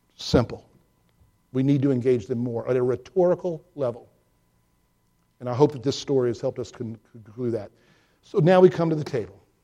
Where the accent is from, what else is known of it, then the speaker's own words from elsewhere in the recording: Georgia, United States; my growing up in Georgia